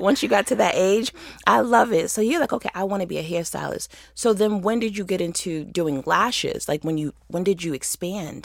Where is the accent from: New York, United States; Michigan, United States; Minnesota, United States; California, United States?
New York, United States; Rochester; moved away as an adult; now in Atlanta, United States; I moved to the city from Rochester